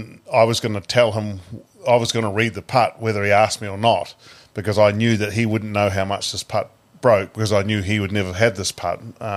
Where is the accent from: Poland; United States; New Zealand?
New Zealand; Paraparaumu, Wellington